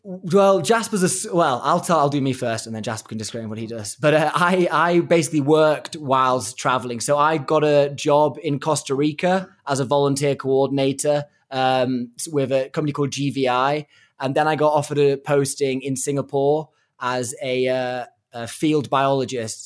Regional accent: Chester, North West England, United Kingdom; moved away as an adult; now in Kenya; I am from Chester

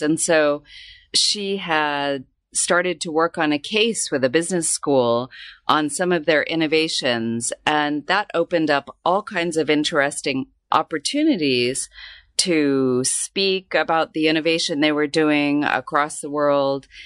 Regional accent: Tucson, Arizona, United States; moved away as an adult; now in Hong Kong; I grew up in Tucson, Arizona

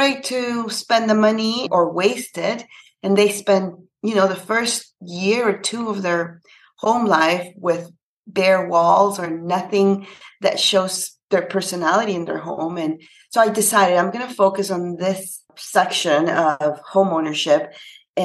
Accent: Panama; now in Canada; I'm actually from Panama. It's a little country in Central America, and I'm based in Canada.

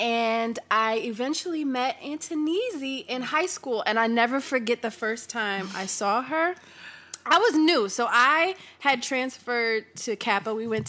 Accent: Philadelphia, Pennsylvania, United States; also born or lived in Hawaii; I was born in Hawaii, raised in a super strange, interesting, loving family in Philadelphia.

